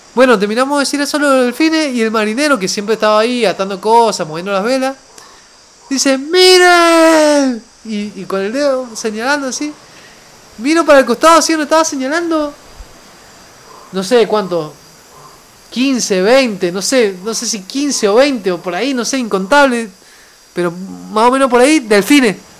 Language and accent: Spanish; Mendoza, Argentina; moved away; para mí que vengo de Mendoza, de una ciudad que está a los pies de la cordillera